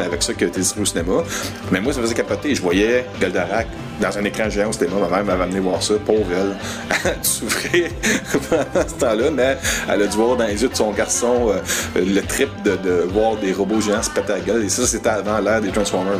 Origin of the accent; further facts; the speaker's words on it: Quebec, Canada; first language French; je suis québécois-français d'origine à la base, même si je suis parfait bilingue